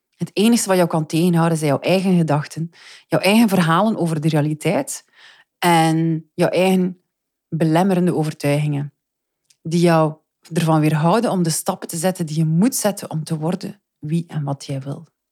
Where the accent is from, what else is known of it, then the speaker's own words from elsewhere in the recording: Flanders, Belgium; ik spreek nu voor mezelf en als Vlaming